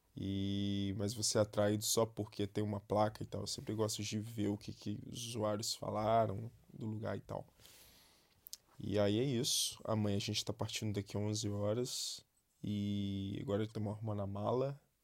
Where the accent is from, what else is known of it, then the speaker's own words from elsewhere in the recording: Brazil; Eu tô lendo como brasileiro, né? Eu não sei ler alemão